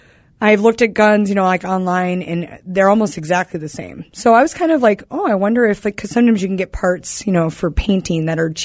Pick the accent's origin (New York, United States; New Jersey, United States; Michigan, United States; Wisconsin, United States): Wisconsin, United States; Green Bay; I'm from Wisconsin. We don't have a sexy accent.